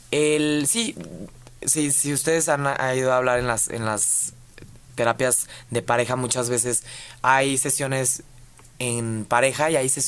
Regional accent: Mexico; somos mexicanos

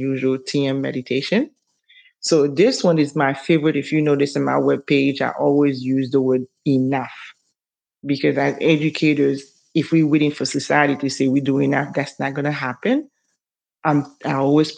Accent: Haiti; moved away; I'm from Haiti

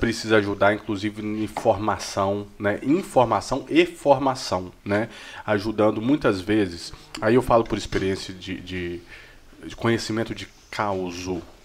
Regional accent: Jequeri, Minas Gerais, Brazil; eu sou de Jequeri

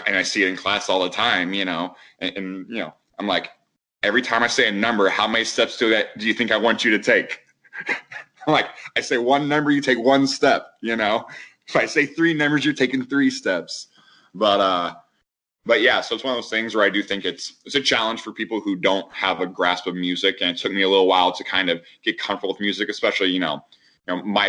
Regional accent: Indianapolis, Indiana, United States; I was born and raised in Indy.

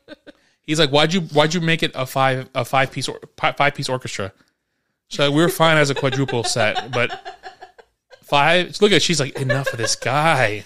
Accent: New York, United States; growing up in New York

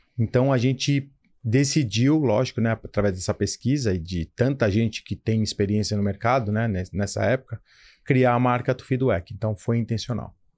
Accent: São Paulo, Brazil; eu sou paulista

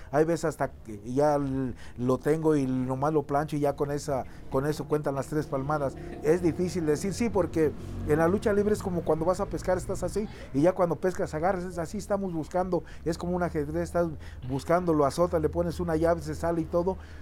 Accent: Zacualco de Torres, Jalisco, Mexico; Yo soy de, un rancho que se llama La Caguayana, de Zacualco de Torres, Jalisco

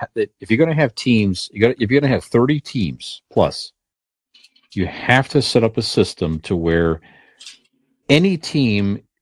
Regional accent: Cleveland, Ohio, United States; we're from Cleveland area, in Northeast Ohio area here.

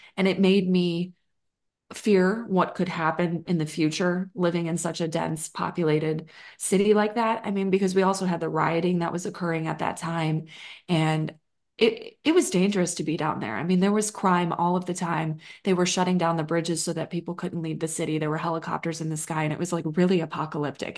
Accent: Chicago, Illinois, United States; moved away as an adult; now in Austin, United States; I grew up in Chicagoland

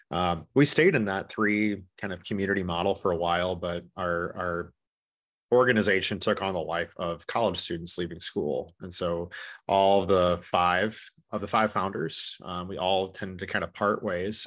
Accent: Corsica, South Dakota, United States; also born or lived in Minneapolis, Minnesota; I am originally from Corsica, South Dakota

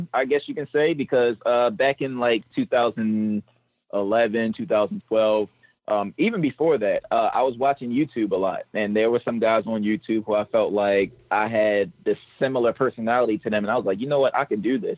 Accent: Baltimore, Maryland, United States; I'm from Baltimore, Maryland

